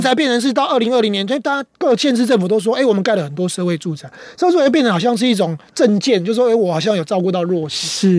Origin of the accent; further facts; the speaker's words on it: Taiwan; 我们台湾人